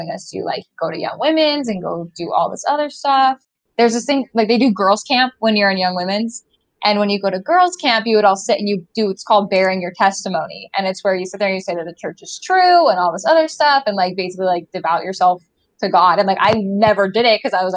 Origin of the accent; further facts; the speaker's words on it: Bountiful, Utah, United States; where I grew up in Utah and Bountiful and like Woods Cross area